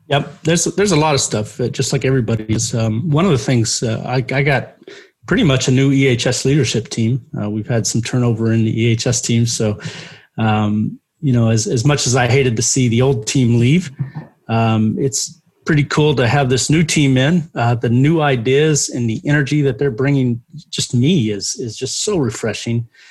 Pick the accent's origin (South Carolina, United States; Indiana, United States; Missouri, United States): Indiana, United States; Terre Haute; I took the classes at uh, uh Indiana State, which is in my hometown